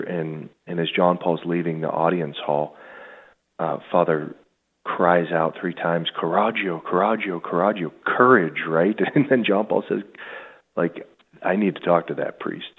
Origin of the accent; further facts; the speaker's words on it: Pittsburgh, Pennsylvania, United States; also born or lived in Buffalo / Rome; I grew up in the South Hills of Pittsburgh, about 25 minutes, 20 minutes right outside the city